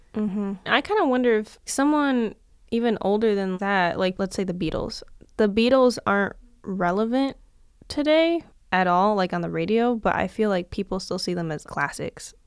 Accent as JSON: {"language": "English", "town": "Detroit", "region": "Michigan", "country": "United States", "said": "I'm from Detroit"}